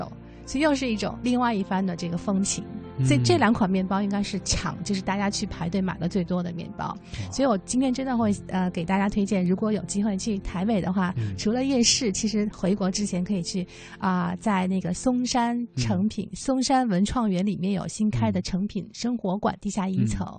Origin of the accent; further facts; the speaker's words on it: Beijing, China; 我当时跟他们说，我是从北京来的，